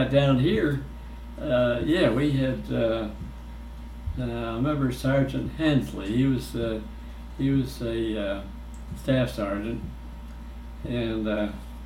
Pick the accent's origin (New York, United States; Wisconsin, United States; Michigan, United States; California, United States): New York, United States; Syracuse; moved away as an adult; also born or lived in Rochester, New York; I was born in Syracuse